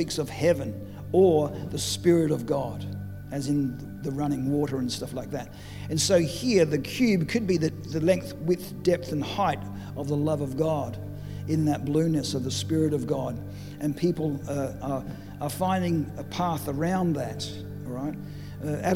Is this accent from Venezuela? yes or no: no; Adelaide, South Australia, Australia; we come from Adelaide